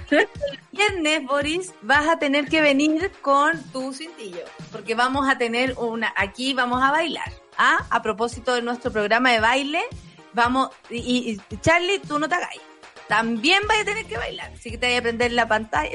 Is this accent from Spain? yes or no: no; Chile; como chilena observante